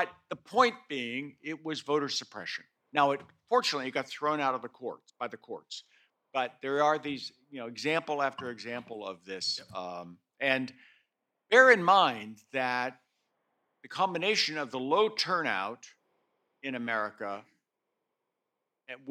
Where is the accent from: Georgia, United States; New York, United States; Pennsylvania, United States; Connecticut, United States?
Pennsylvania, United States; I come from Pennsylvania